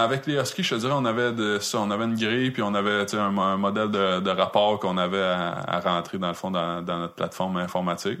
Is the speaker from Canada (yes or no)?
yes; Quebec, Canada; je venais du Québec